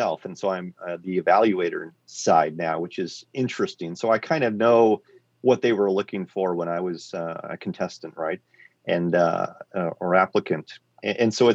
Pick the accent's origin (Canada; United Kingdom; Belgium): Canada; Quadra Island, British Columbia; I grew up on Quadra Island. It's a small island between Vancouver Island and the mainland.